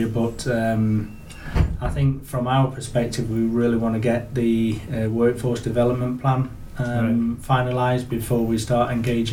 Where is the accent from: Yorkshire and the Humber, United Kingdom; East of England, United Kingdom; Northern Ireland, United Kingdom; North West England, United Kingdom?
Yorkshire and the Humber, United Kingdom; now in North East England, United Kingdom; as you can tell from my accent. So originally from Yorkshire, moved up in 2001.